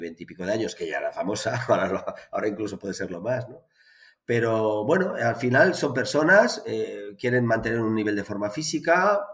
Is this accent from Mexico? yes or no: no; Barcelona, Catalonia, Spain; en Barcelona, que es de donde soy